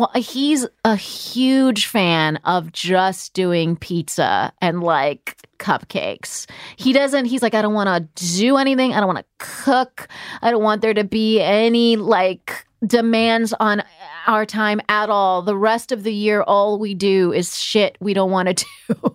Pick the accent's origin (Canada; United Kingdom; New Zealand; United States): United States; California; now in East Coast, United States; I'm from California. I've been on the East Coast forever.